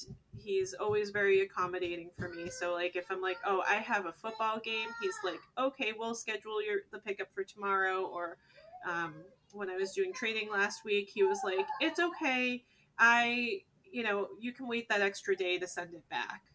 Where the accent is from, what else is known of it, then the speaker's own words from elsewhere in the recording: Northeast, United States; now in San Diego, United States; We're actually from the East Coast to the Northeast